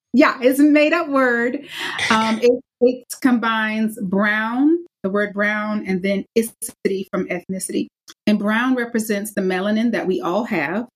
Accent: the South, United States; I'm from the South

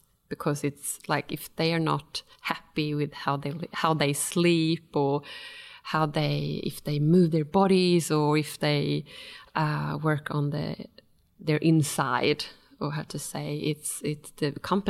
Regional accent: Stockholm, Stockholm County, Sweden; now in Australia; And before I moved to Australia from Sweden, from Stockholm, I worked for a big Japanese company, and I worked as an environmental manager and quality manager.

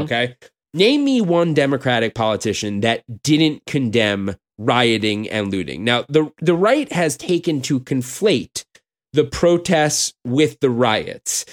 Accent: United States; I'm an American Jew

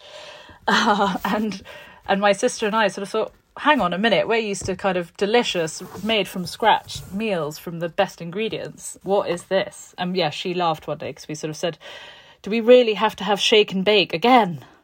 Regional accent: Tuscany, Italy; also born or lived in London; now in Florence, Italy; I grew up in this, um, in this farmhouse on a beautiful hill in Tuscany between Siena and Montalcino

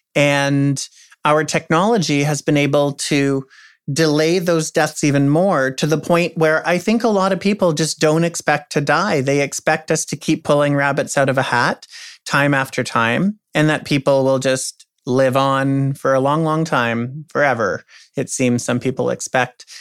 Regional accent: Canada; also born or lived in United States; as a Canadian

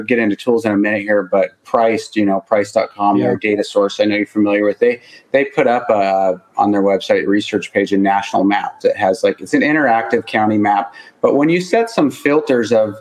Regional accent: Montana, United States; I'm from Montana

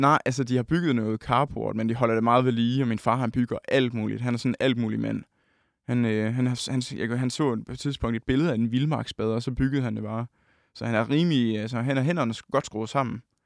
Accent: Holsted, Southern Denmark, Denmark; Vi står på min, øh, min forældres sådan, første sal øh, hjemme i Holsted

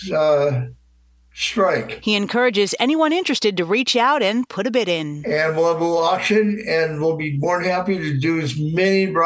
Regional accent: New Mexico, United States; New Mexico.

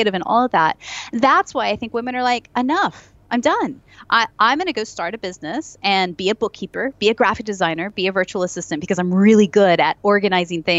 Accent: United States; moved away as an adult; now in Nottingham, United Kingdom; me as an American

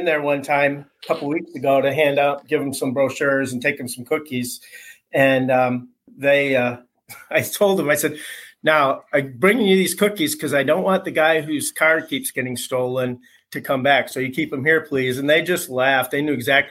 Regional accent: Michigan, United States; moved away; also born or lived in Indianapolis / Florida; I'm from Michigan originally.

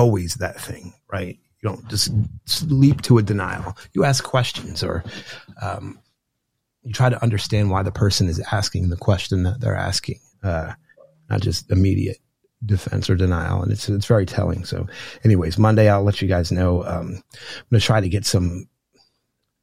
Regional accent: New Jersey, United States; I grew up in New Jersey

